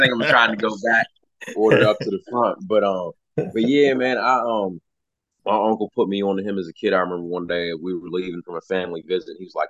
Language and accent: English; between Baltimore and DC, Maryland, United States; also born or lived in California; now in Kentucky, United States; It was before I moved here to Kentucky, because I'm originally from Maryland, right between Baltimore and DC.